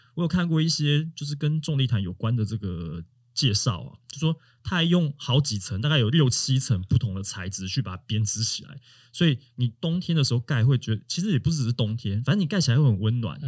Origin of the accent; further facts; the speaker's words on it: Taiwan; 我们台湾人